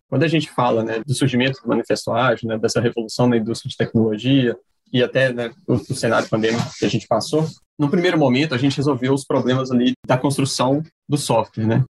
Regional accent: Timóteo, Minas Gerais, Brazil; now in Ceará, Brazil; Sou natural do leste de Minas, de Timóteo, mas atualmente falo aqui do, do Ceará, onde eu moro

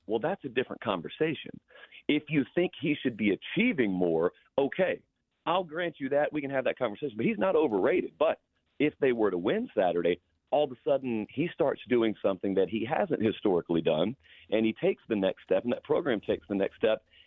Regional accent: the South, United States; growing up in the South

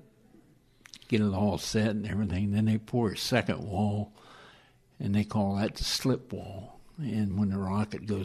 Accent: Kansas, United States; I grew up in Kansas on a kind of a little farm town.

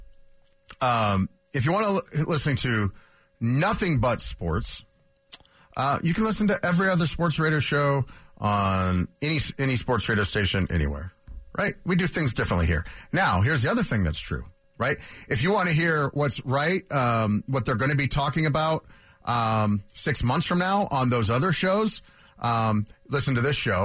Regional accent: Aurora, Colorado, United States; growing up in Aurora

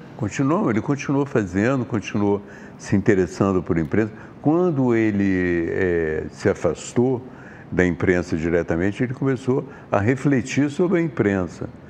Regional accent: Juiz de Fora, Minas Gerais, Brazil; moved away; also born or lived in Sweden; Eu nasci em Juiz de Fora, Minas Gerais.

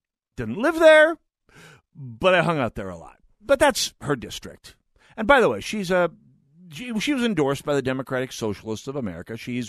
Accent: North Dakota, United States; now in Twin Cities, United States; I'm from North Dakota.

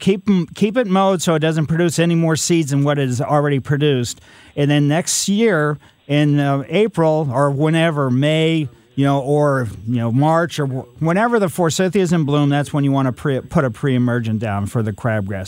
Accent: Ellisville, Missouri, United States; Growing up in Ellisville, we had streaks of different colors clay

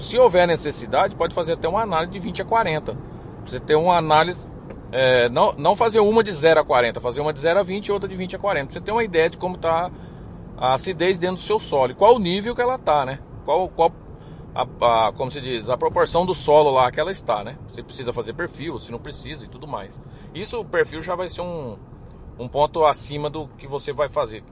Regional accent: Iacri, São Paulo, Brazil; now in Formosa, Brazil; Eu, eu sou de interior de São Paulo, sou de Iacri, São Paulo, terra do amendoim

